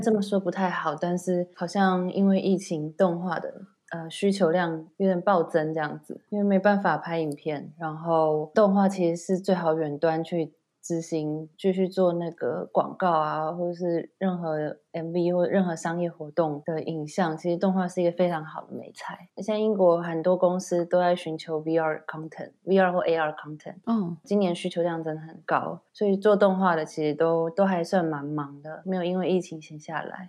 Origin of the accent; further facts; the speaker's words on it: Taiwan; moved away as an adult; now in United Kingdom; 但是我是台湾人啊